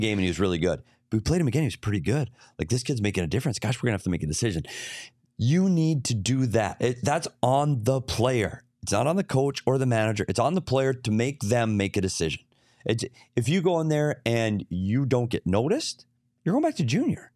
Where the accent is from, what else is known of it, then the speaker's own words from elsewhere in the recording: Bemidji, Minnesota, United States; I'm from Bemidji.